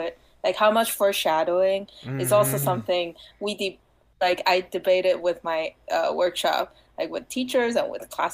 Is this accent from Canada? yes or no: no; Taiwan; English is a second language; moved away as an adult; now in United States; I come from Taiwan